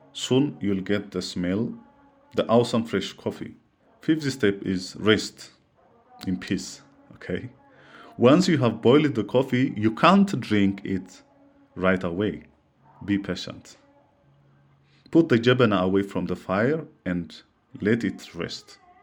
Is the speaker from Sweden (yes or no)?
no; Ethiopia; from Ethiopia.